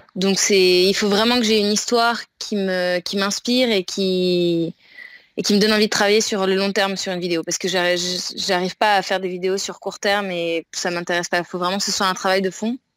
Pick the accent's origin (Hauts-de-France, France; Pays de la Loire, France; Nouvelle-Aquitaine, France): Pays de la Loire, France; Nantes; moved away as an adult; also born or lived in Shanghai, China; now in Siargao, Philippines; je suis nantaise de base